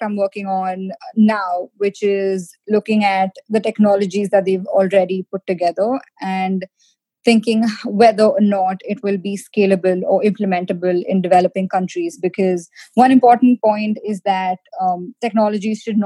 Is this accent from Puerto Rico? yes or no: no; India; now in United States; being an Indian, we're always taught the importance of sort of being scrappy, jugaad